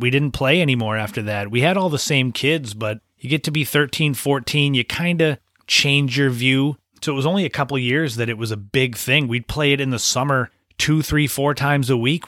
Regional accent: Cape Cod, Massachusetts, United States; where I grew up on Cape Cod in Massachusetts in New England

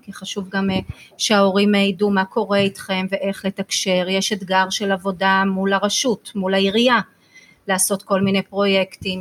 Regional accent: Rishon LeZion, Central District, Israel; moved away as an adult; כשהייתי ילדה, גרתי בראשון, אז למדתי בבית ספר פה בראשון. היום אני לא גרה בראשון

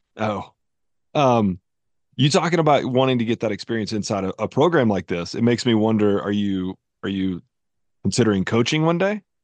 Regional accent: North Carolina, United States; moved away as an adult; also born or lived in Knoxville, Tennessee; I lived most of my life in North Carolina

